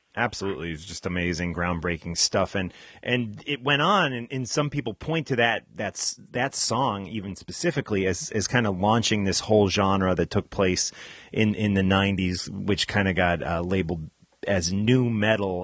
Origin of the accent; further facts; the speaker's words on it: New Jersey, United States; my home state in uh, New Jersey